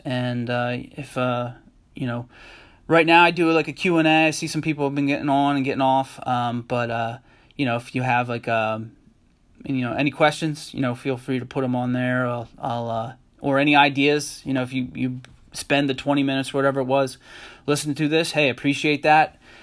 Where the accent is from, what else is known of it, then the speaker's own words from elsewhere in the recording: Harrisburg, Pennsylvania, United States; I'm originally actually from, um, Harrisburg, Pennsylvania